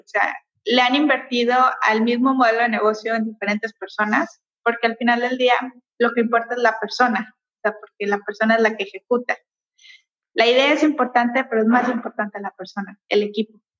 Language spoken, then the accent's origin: Spanish; Mexico; nosotros somos mexicanos